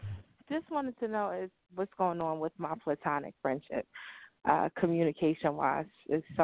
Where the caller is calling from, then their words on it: Florida, United States; I'm calling from Florida.